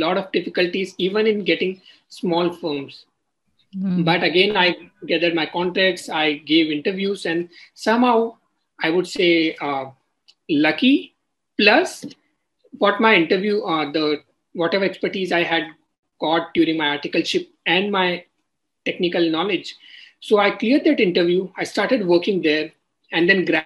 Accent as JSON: {"language": "English", "town": "Kishangarh", "region": "Rajasthan", "country": "India", "moved": "yes", "said": "I come from Rajasthan, a small city, Kishangarh"}